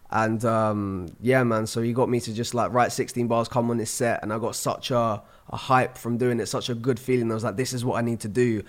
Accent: Surrey, South East England, United Kingdom; also born or lived in London; I'm twenty-five from London. Well, I'm actually from Surrey, which is just outside of London

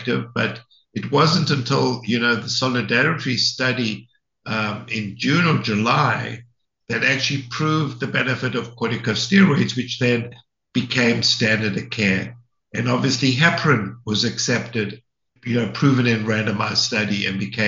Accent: South Africa; moved away as an adult; also born or lived in London, Ontario, Canada; now in United States; So I'm South African. I did my training in South Africa in internal medicine.

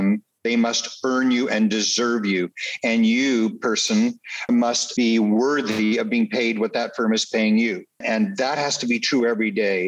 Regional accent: Canada; I was born and raised in Canada

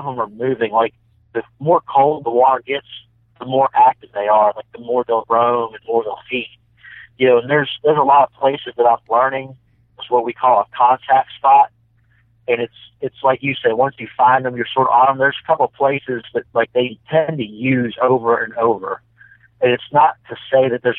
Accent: Harrisburg, Pennsylvania, United States; I grew up in Harrisburg, Pennsylvania

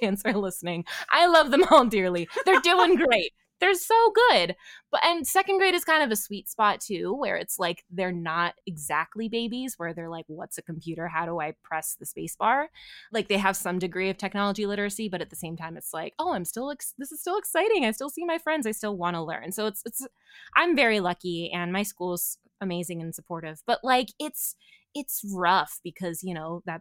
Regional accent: Bucks County, Pennsylvania, United States; I grew up in Bucks County where there's a lovely lavender farm called Peace Valley.

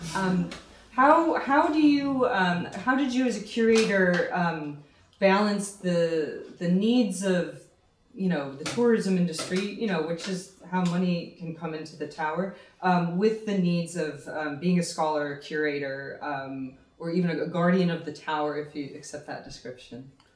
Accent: United States; moved away as an adult; now in Ireland; coming here as an American

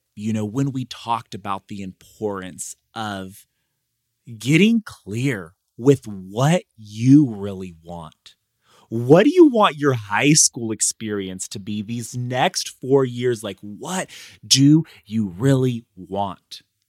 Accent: Madera, California, United States; I was one of those students. I grew up in Madera, like, I was in the cafeteria where I spoke, you know, every month for 4 years of my life, more like every week.

